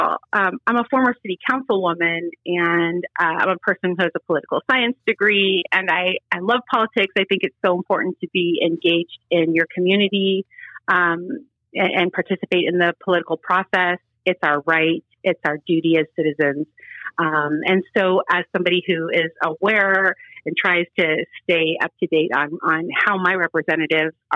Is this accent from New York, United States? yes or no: no; Cincinnati, Ohio, United States; moved away as an adult; also born or lived in West Side (Cleveland area), Ohio; I was born in Cincinnati, but I've lived on the West Side for, it'll be 18 years